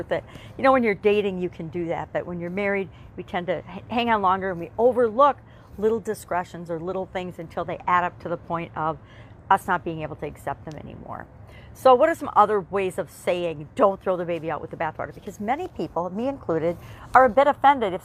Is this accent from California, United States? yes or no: no; Wisconsin, United States; I'm from Wisconsin. We're big on cheese